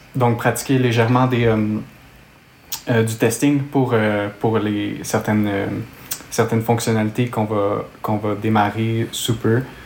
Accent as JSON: {"language": "French", "town": "Montreal", "region": "Quebec", "country": "Canada", "accent": "Québécois", "said": "je viens de Montréal, au Canada, donc d'où vient mon, mon, accent québécois"}